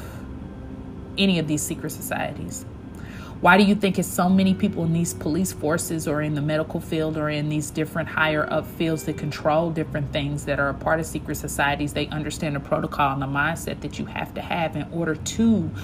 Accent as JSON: {"language": "English", "town": "Kansas City", "region": "Missouri", "country": "United States", "also_born_or_lived": "Atlanta, Georgia", "moved": "yes", "lives_now": "Houston, United States", "said": "I'm from Kansas City, Missouri."}